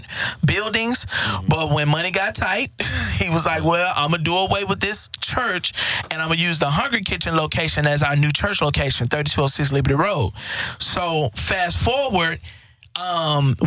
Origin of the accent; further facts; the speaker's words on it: Houston, Texas, United States; I grew up in Fifth Ward. Crimson Street.